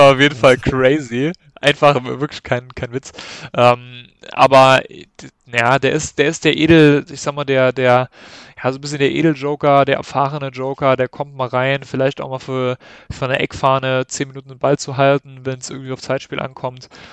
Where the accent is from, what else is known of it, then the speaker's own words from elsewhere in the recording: Saarland, Germany; Saarländer schon